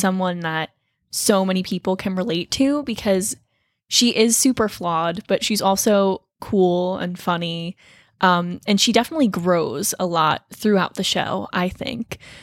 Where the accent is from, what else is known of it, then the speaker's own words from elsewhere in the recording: Toms River, New Jersey, United States; I am from Toms River, New Jersey